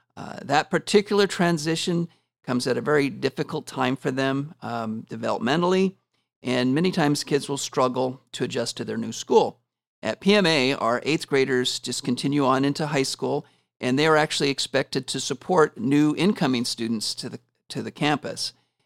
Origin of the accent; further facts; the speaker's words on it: Washington, United States; now in Porterville, United States; So I grew up in Washington State and have lived in several states prior to moving to California. I've been in Porterville for 6 years now